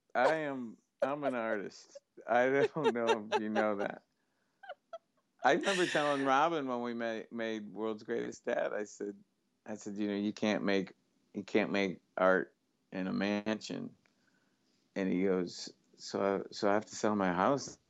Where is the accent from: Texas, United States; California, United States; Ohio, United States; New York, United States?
New York, United States; Syracuse; my hometown of Syracuse